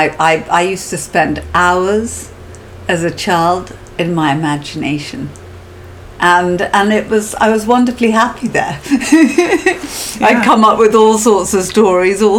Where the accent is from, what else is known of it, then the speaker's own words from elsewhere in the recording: Oxford, South East England, United Kingdom; also born or lived in Henley-on-Thames; originally I was born in Henley-on-Thames, but we then moved to Oxford when I was about 7